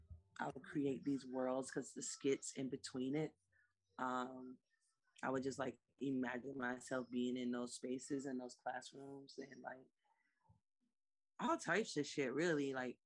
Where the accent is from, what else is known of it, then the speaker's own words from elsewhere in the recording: Savannah, Georgia, United States; yes, I'm Black, I'm urban, I love soul music, I love R&B music, but it's also because I grew up in Savannah, it was a coastal city